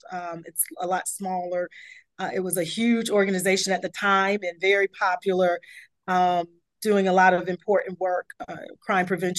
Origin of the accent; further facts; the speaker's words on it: Chapel Hill, North Carolina, United States; moved away as an adult; also born or lived in Washington, District of Columbia, United States; I grew up, born and raised in Chapel Hill, North Carolina.